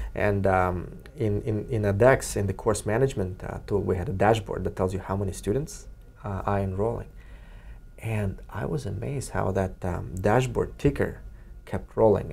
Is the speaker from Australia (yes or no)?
no; Kyrgyzstan; now in Cambridge, United States; Kyrgyzstan, my home country